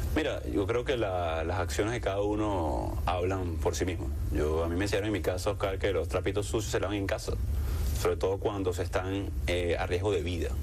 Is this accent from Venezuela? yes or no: yes; La Guaira, Venezuela; La Guaira, mi pueblo natal